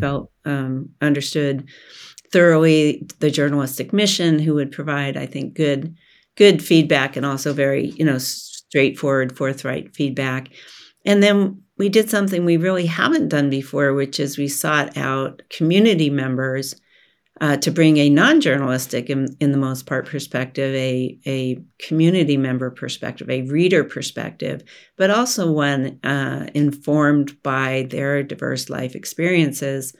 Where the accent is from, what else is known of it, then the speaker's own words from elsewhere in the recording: Oregon, United States; I was born in Oregon and raised in Oregon and educated in Oregon